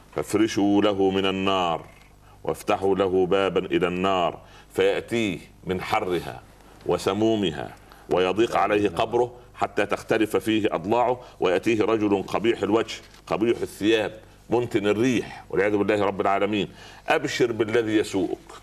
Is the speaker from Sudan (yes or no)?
no; Upper Egypt, Egypt; عندنا في الصعيد